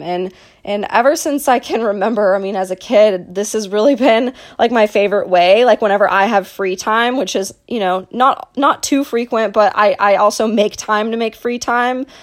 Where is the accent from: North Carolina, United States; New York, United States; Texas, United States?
Texas, United States; Dallas; I was born and raised in Dallas, Texas